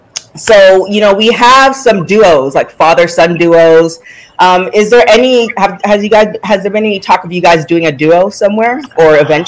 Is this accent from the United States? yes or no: no; Canada; I'm also a Canadian girl.